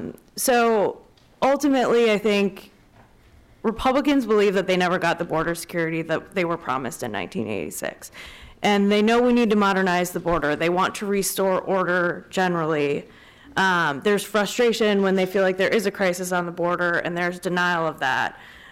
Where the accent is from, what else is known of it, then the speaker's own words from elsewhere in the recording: Wisconsin, United States; I'm from Wisconsin, and until I went down to the border, you don't really understand it. I didn't grow up with it.